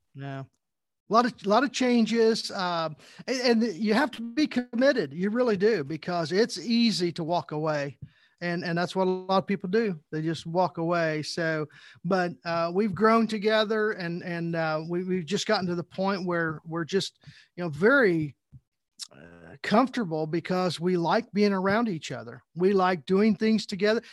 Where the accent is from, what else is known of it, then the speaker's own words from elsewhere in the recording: Southern Indiana, United States; growing up in Southern Indiana, I was a Indiana Hoosier fan